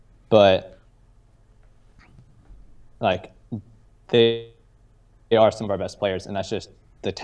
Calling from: St. Louis, Missouri, United States; St. Louis.

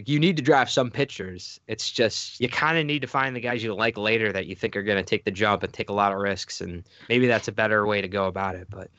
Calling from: Buffalo, New York, United States; I'm calling in from Buffalo right now.

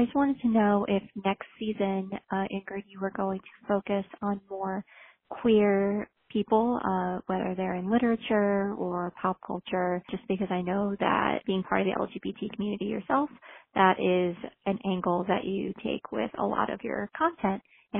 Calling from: Ann Arbor, Michigan, United States; I'm calling from Ann Arbor, Michigan.

